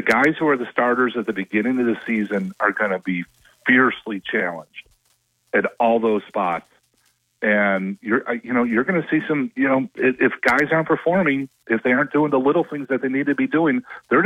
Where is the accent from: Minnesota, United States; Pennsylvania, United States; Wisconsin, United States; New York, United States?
Minnesota, United States; I'm from Minnesota